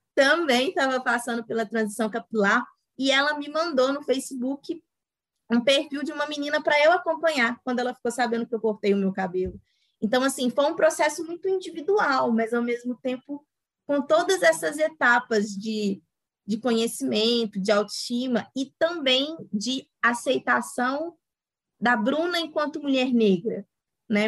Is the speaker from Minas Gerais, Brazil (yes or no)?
yes; Itabirito, Minas Gerais, Brazil; sou de uma cidade aqui do interior de Minas, Itabirito